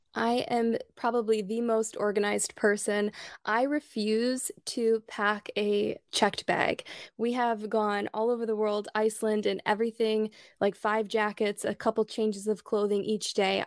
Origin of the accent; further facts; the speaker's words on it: Midwest, United States; moved away as an adult; also born or lived in Michigan / Illinois / Chicago; now in Sarasota, United States; we're both born and raised in the Midwest